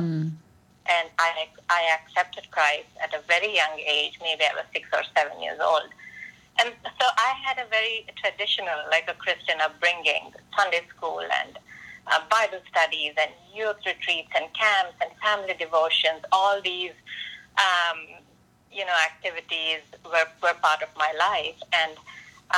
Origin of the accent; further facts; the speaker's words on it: India; moved away as an adult; now in United States; while in India, I was just another brown-skinned girl